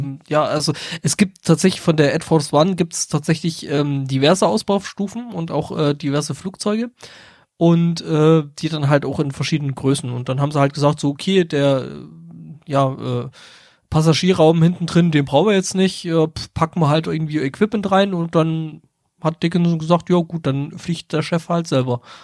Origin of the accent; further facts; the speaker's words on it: Saxony, Germany; ich komme ja aus Sachsen